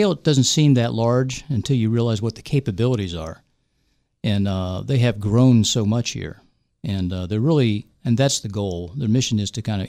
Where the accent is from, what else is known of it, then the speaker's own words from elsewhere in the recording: West Virginia, United States; moved away as an adult; also born or lived in Bethesda; I'm from West Virginia. I went to high school and I went to WVU for undergrad